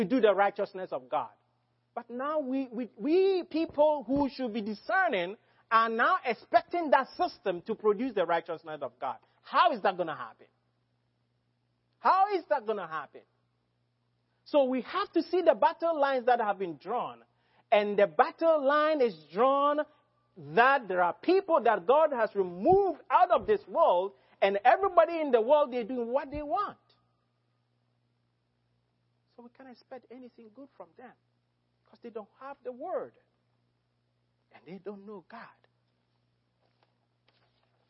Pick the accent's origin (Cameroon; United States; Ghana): Ghana; as a Ghanaian